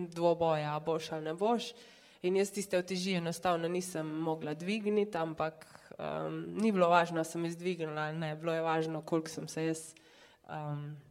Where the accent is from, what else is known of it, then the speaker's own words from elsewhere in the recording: Črna na Koroškem, Carinthia, Slovenia; sem pač iz Črne na Koroškem, so me moji starši mogli non-stop voziti